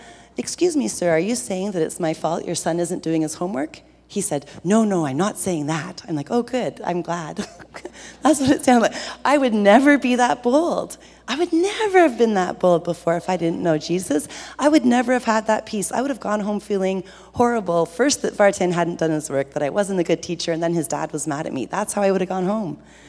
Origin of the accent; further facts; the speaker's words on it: Ontario, Canada; I grew up on Georgian Bay on a place called Bomb Beach in the summers.